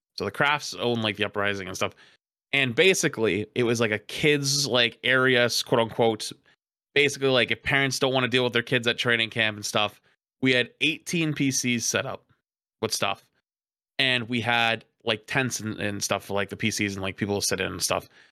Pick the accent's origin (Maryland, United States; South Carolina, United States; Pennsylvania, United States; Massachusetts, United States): Massachusetts, United States; Boston; I'm a Bostonian